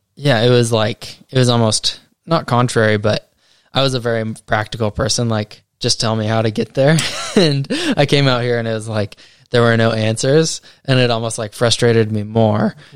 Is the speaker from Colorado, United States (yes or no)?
yes; Colorado, United States; moved away as an adult; now in New Zealand; I am from America. Uh, yep, grew up in Colorado, and have lived out in New Zealand for the last five years.